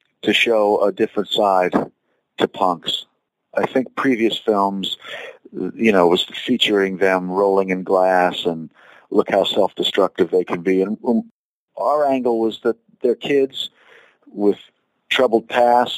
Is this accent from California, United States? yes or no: yes; Los Angeles, California, United States; We ended up at Beverly Hills High School together, and we were both in film class